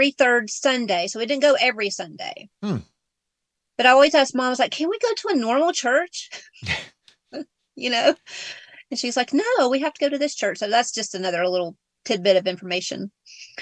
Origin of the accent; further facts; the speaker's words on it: Georgia, United States; accent: Southern; now in Big Bear, United States; I'm from Georgia. That's why I have the Southern accent too